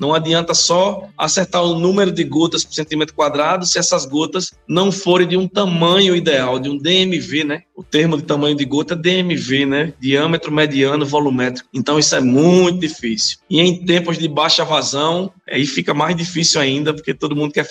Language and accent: Portuguese; Brazil; Vale do São Francisco, de onde eu sou, né?